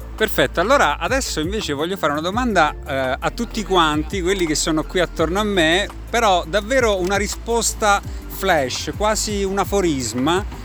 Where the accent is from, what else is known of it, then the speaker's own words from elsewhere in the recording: Pescara, Abruzzo, Italy; sono di Pescara